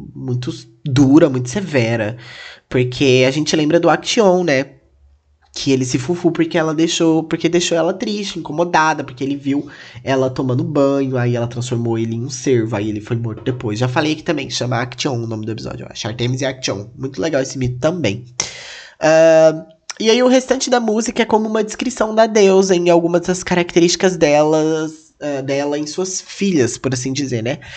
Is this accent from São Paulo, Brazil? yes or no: no; Castilândia, Mato Grosso do Sul, Brazil; moved away; eu sou de uma cidadezinha, gente, que chama Castlândia